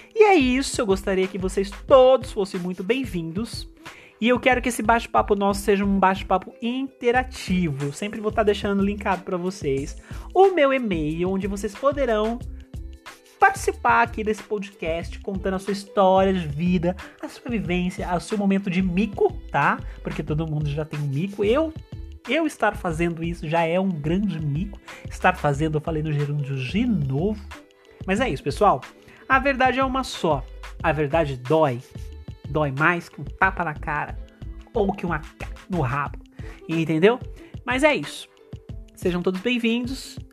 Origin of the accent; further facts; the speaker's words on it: interior of São Paulo, Brazil; eu sou do interior de São Paulo